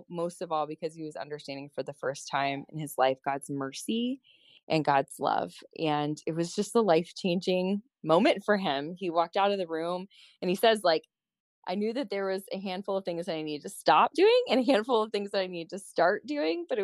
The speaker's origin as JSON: {"language": "English", "region": "Colorado", "country": "United States", "said": "I was originally from Colorado"}